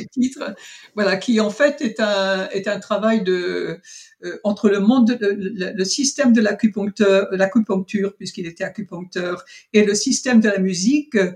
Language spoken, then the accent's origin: French; Avranches, Normandy, France; je suis née en Normandie et précisément à Avranches